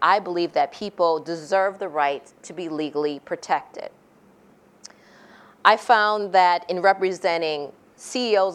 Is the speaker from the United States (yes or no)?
yes; United States; me as an American lawyer